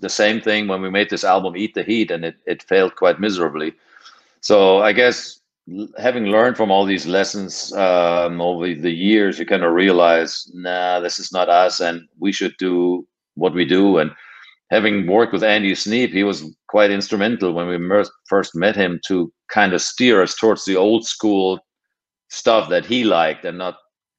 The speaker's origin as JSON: {"language": "English", "country": "Germany", "moved": "yes", "said": "I came from Europe"}